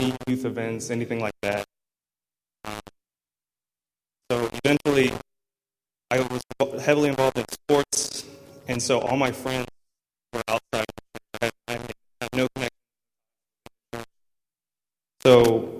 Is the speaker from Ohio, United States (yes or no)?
yes; Columbus, Ohio, United States; I was born in Columbus, Ohio. I was raised in the church